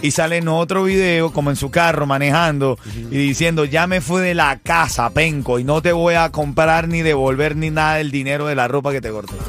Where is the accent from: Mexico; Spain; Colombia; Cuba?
Cuba; moved away; yo soy una persona que salí de Cuba huyendo de, la pobreza